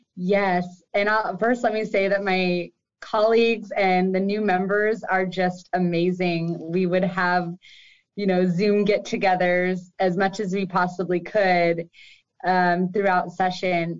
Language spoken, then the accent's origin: English; Marysville, Washington, United States; also born or lived in Everett; I grew up in Marysville